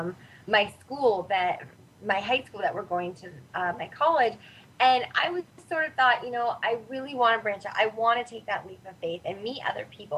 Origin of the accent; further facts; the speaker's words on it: Northern California, United States; also born or lived in San Diego; I'm originally from Northern California, and San Diego was just about as opposite of the state as I could go